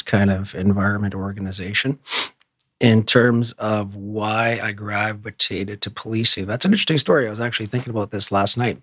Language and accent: English; Edmonton, Alberta, Canada; also born or lived in Ontario; I was born and raised in Edmonton. Total North End kid